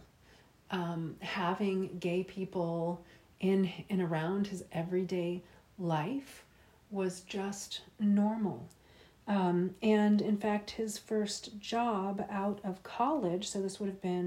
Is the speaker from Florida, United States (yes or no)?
yes; Tallahassee, Florida, United States; I grew up in Tallahassee, Florida, which is the Deep South, from about 1987 until the year 2000